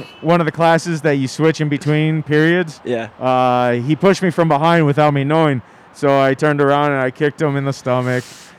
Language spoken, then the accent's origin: English; Maui, Hawaii, United States; moved away as an adult; growing up in Hawaii as a Haole boy